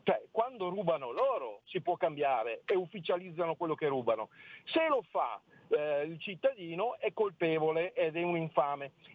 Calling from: Friuli-Venezia Giulia, Italy; chiamo dal Friuli

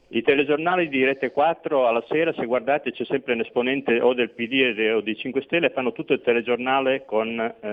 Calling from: Veneto, Italy; siamo dal Veneto.

